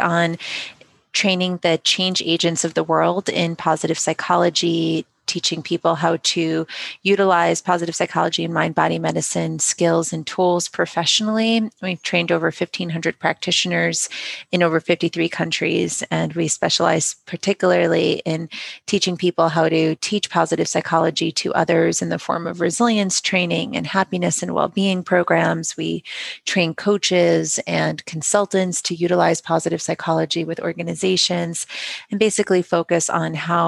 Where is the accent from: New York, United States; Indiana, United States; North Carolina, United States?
New York, United States; Long Island; born or raised there; also born or lived in Kyiv, Ukraine